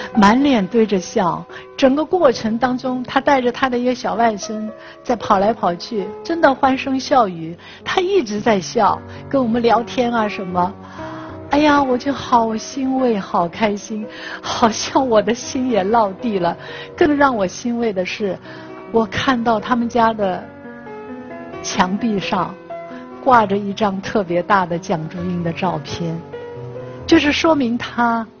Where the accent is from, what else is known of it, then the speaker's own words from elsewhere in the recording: Shanghai, China; 我是上海人